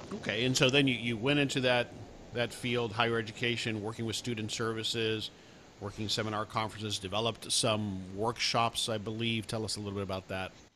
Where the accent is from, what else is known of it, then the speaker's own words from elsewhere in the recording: South Florida, United States; now in Dallas, United States; I grew up in South Florida, but I live in the Dallas area now